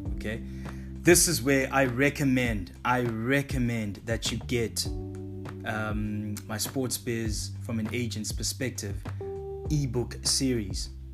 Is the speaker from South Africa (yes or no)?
yes; South Africa; my home country, South Africa